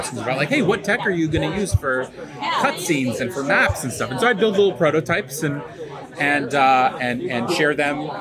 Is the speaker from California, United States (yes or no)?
yes; Sacramento, California, United States; moved away as an adult; now in Bay Area, United States; I'm from Sacramento. I live in the Bay Area, and I drove up for this, but I grew up here.